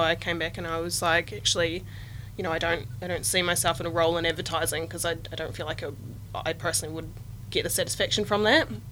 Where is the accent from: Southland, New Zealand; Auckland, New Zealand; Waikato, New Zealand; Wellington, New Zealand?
Southland, New Zealand; I grew up on a farm as well in Southland.